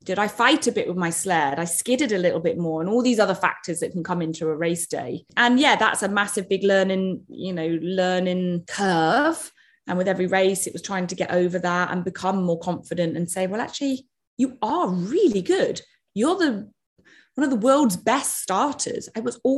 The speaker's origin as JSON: {"language": "English", "country": "United Kingdom", "said": "I'm British"}